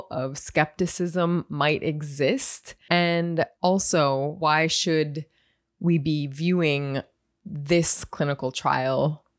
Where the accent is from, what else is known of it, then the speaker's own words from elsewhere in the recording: North Dakota, United States; I'm from North Dakota